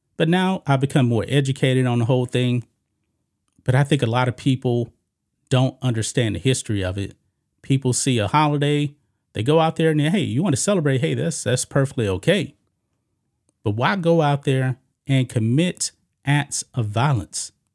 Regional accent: Beaumont, Texas, United States; I grew up in Beaumont, Beaumont, Texas, which is not far from Galveston

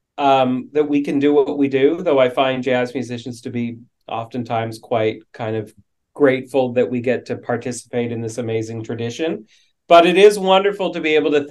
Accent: Vancouver, British Columbia, Canada; I'm from Vancouver

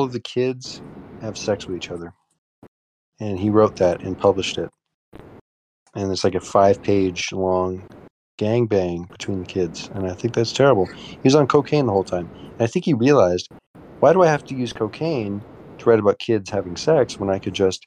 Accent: United States; I'm American

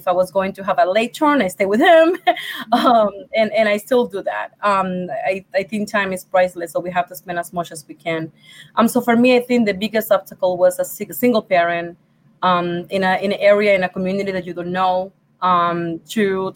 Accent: Puerto Rico; English is a second language; moved away as an adult; now in Rochester, New York, United States; I'm from Puerto Rico. English is my second language

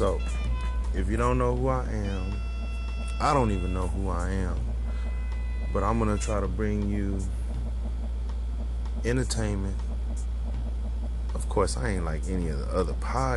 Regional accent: San Antonio, Texas, United States; also born or lived in Philippines; I'm from San Antonio, Texas

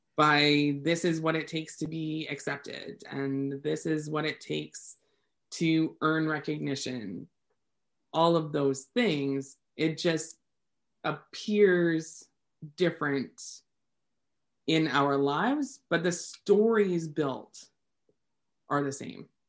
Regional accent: Canada; I am Canadian

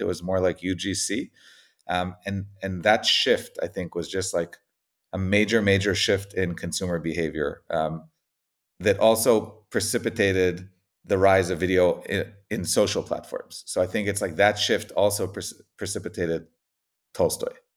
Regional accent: Israel; moved away as an adult; also born or lived in United States; I grew up in Israel, um, got a, then, then moved to the States

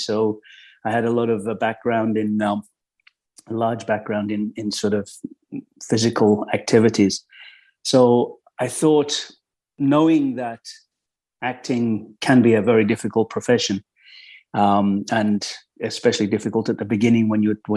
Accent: Midlands, United Kingdom; moved away as an adult; also born or lived in London; I grew up in the Midlands in England, sort of normal childhood

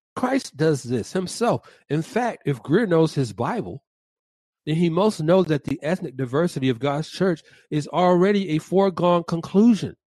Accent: Atlanta, Georgia, United States; the west side of my hometown, Atlanta

